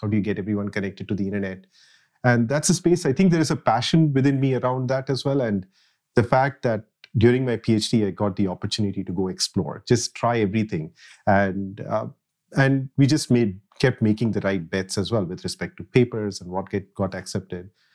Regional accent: Jamshedpur, Jharkhand, India; moved away as an adult; now in Redmond, United States; I grew up in a city called Jamshedpur in India

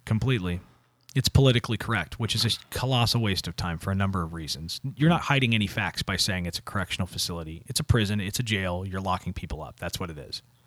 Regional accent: United States

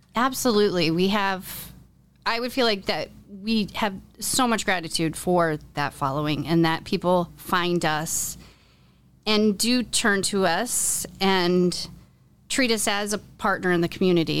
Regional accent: Iowa City, Iowa, United States; moved away as an adult; also born or lived in New York City; I was born and raised in Iowa City, but I moved to New York City to go to college

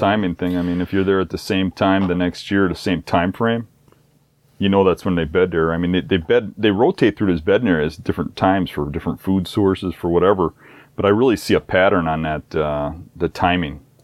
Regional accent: Midwest, United States; my hometown here

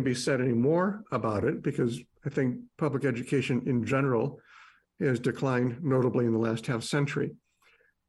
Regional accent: Chicago, Illinois, United States; I was born in Chicago

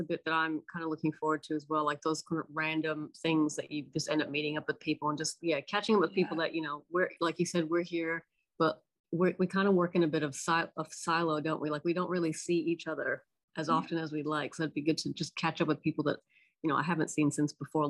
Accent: New York, United States; I'm from New York. We walk a lot.

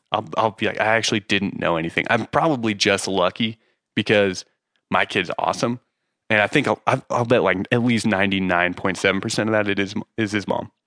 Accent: Utah, United States; moved away as an adult; also born or lived in San Diego; Growing up in Utah

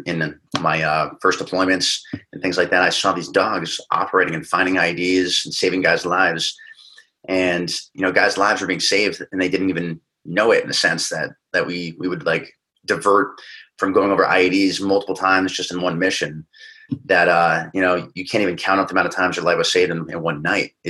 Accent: New England, United States; moved away as an adult; now in Los Angeles, United States; I grew up little kid in New England

